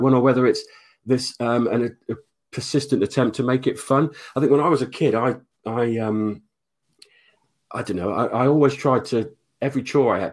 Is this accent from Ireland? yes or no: no; Oxford, South East England, United Kingdom; also born or lived in Denmark; I grew up in Oxford mainly, left school at 16.